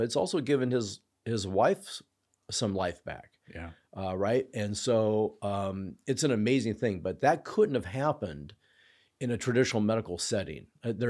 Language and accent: English; Clown Falls, United States; So for me, we grew up, I grew up in Clown Falls, had Dr. Jeff Marks, excellent internist, was our family doctor